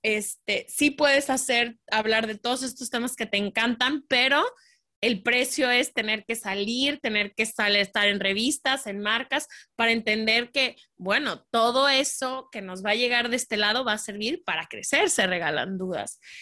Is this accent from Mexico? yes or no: yes; Guadalajara, Jalisco, Mexico; nací en México, crecí en Guadalajara toda mi vida